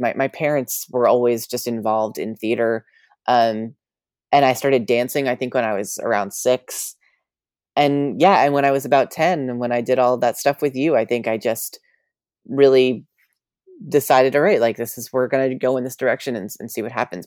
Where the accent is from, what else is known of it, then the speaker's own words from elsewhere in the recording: New York, United States; I grew up in New York